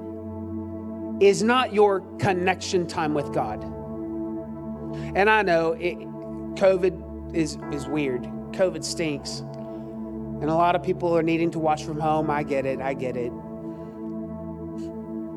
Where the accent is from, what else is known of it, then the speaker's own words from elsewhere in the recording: Austin, Texas, United States; also born or lived in Cedar Park, Texas; growing up in East Austin, a little church called, I won't say it, that's still there, gave me a foundation for loving the house of the Lord